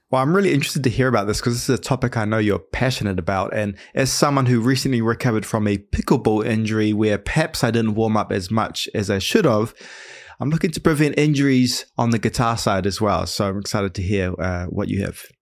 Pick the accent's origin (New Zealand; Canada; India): New Zealand; now in United States; I'm from New Zealand